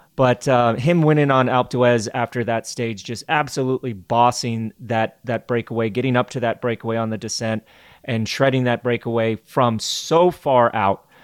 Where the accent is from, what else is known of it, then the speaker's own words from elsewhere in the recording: United States; As an American